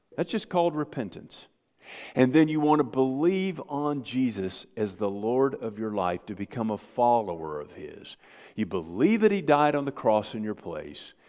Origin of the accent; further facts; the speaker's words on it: United States; I grew up on the Mississippi River